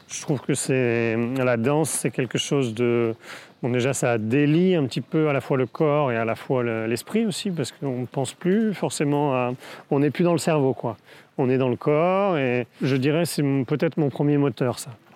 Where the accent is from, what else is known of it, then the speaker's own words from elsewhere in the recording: Brittany, France; also born or lived in Saint-Jacques-de-la-Mer; j'ai grandi en Bretagne